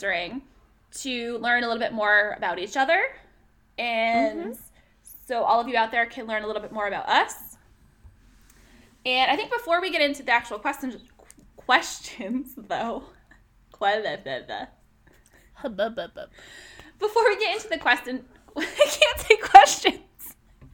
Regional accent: upstate New York, United States; moved away as an adult; also born or lived in Vermont; we are from upstate New York. It's about 40 minutes from the Canadian border

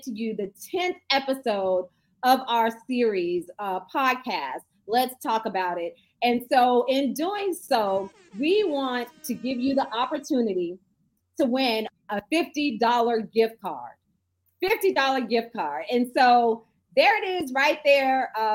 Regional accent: Fort Lauderdale, Florida, United States; I grew up behind the swap shop in Lauderdale and Westwood

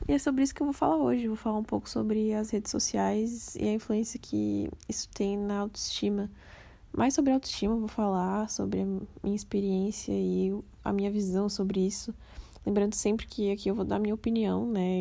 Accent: Florianópolis, Santa Catarina, Brazil; now in Criciúma, Brazil; eu sou de Floripa, Santa Catarina, mas atualmente eu moro em Criciúma

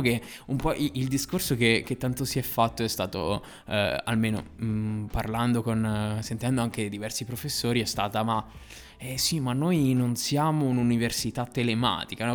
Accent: Novara, Piedmont, Italy; io provengo, provengo da Novara

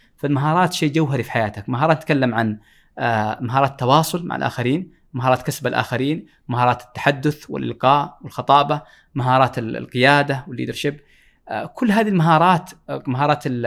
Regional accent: Jazan, Jazan Province, Saudi Arabia; اشتياقي لمدينتي لمدينه جازان

